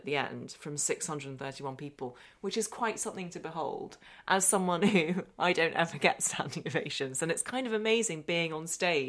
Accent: Northern Ireland, United Kingdom; accent: English; But I speak with an English accent. I was born over here and I grew up in Northern Ireland, and my accent always really marked me out.

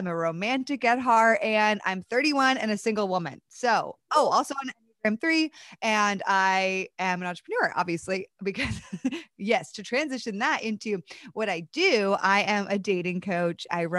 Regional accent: East Coast, United States; So I grew up on the East Coast of the United States and grew up in a home where I love my parents.

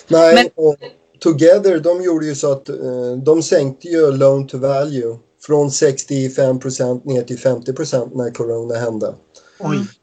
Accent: Stockholm, Stockholm County, Sweden; now in Wigan, United Kingdom; nu kommer vi ju från Stockholm

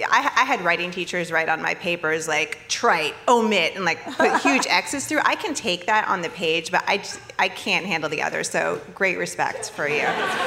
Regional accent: Maine, United States; moved away as an adult; now in Los Angeles, United States; I grew up in Maine

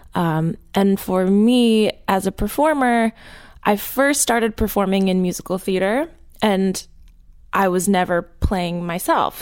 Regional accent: New Jersey, United States; I grew up in Jersey

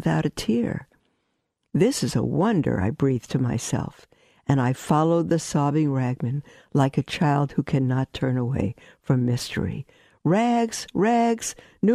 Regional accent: New York City, New York, United States; I grew up in Brooklyn, we had peddlers walking

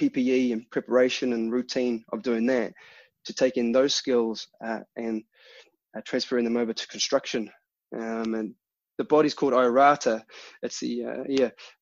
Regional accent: Taranaki, New Zealand; moved away as an adult; now in Huddersfield, United Kingdom; I grew up in New Zealand. I grew up on a little dairy farm in Taranaki

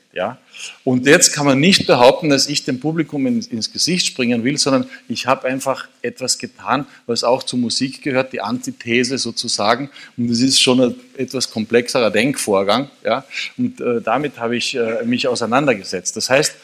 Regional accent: Carinthia, Austria; gebürtiger Kärntner

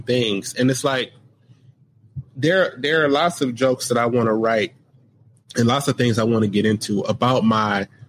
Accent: United States; I grew up in America

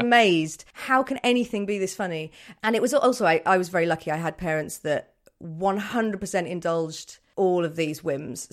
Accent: Birmingham, West Midlands, United Kingdom; I'm from Birmingham

